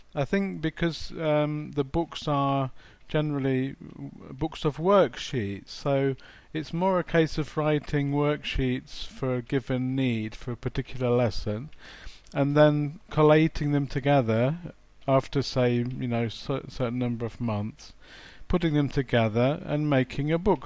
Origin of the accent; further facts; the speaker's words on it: England, United Kingdom; now in Poland; I'm from England. I'm from the UK, but I I currently live in Poland.